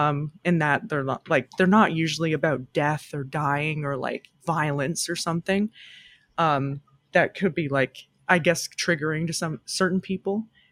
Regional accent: Ontario, Canada; it's definitely a kind of an amalgamation of all of our experiences growing up in Ontario.

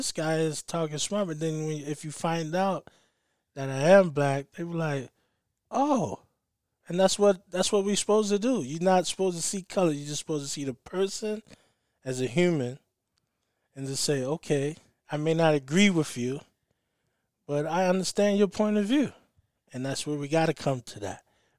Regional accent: the South, United States; I guess growing up in the South a little bit, seeing that side and coming from the home I came from and not seeing color

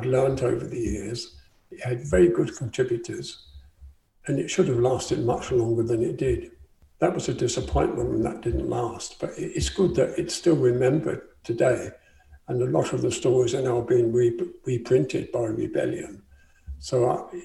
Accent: St Albans, East of England, United Kingdom; I was born in St Albans in Hertfordshire

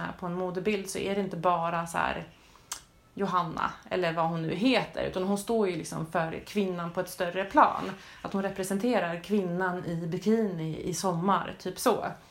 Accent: Sweden; nu är jag kanske inte från den mest förfördelade delen av världen, men att som svensk

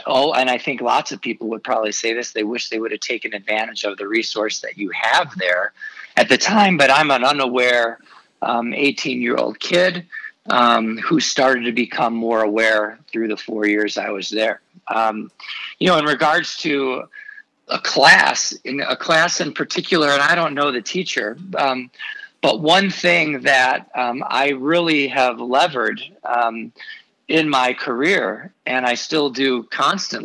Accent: Chicago, Illinois, United States; also born or lived in Oxford, Ohio; I'm from Chicago

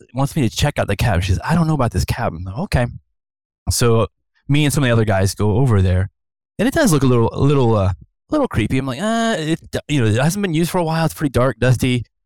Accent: Ohio, United States; now in Santa Clarita, United States; born and raised in Ohio

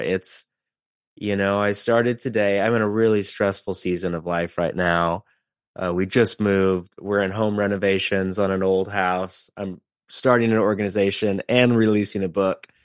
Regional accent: West Coast, United States; I'm from the West Coast

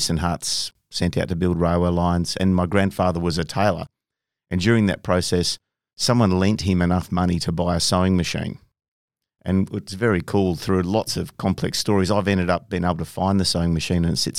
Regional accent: Bunbury, Western Australia, Australia; You know, we pretty much everyone, you know, in half the cities along a coastal strip. So you're always exposed to the ocean, always in the water, out there fishing, playing sports, surfing, whatever. It was awesome

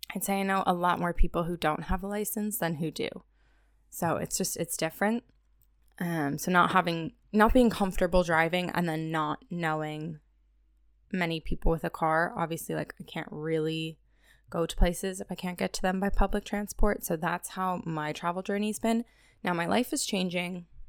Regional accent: United States; coming in as an American

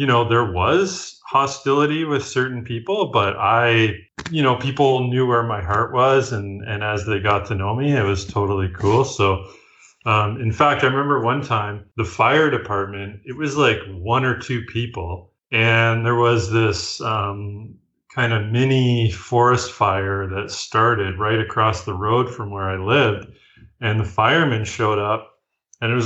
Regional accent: Leamington, Ontario, Canada; moved away as an adult; also born or lived in Vancouver, British Columbia / Arctic; now in Owen Sound, Canada; I'm originally from a town called Leamington, Ontario. It's the most southern point of Canada.

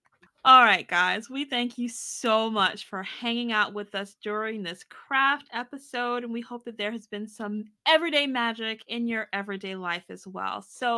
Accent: Maryland, United States; born there; now in Virginia, United States; I was born in Maryland. Now I moved to Virginia. I was like 25 miles away from where I was born.

